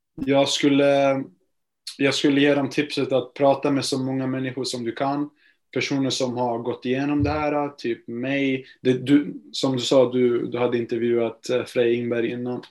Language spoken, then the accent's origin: Swedish; Gävle, Gävleborg County, Sweden; moved away as an adult; also born or lived in United States; Jag är från Gävle, eh, så jag började spela här eh, i en liten klubb eh, precis där jag bor